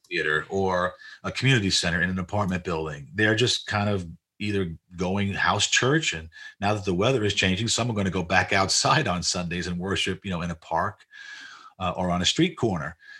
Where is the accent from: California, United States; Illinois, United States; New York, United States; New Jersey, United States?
New York, United States; New York City; moved away; I was born in Jackson Heights, but we, we, we were living in Maspeth